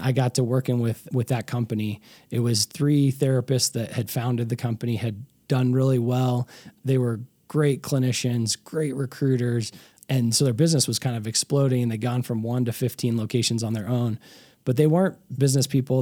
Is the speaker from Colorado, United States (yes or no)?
yes; Colorado, United States; also born or lived in Chicago; I'm a, what they call a native in Colorado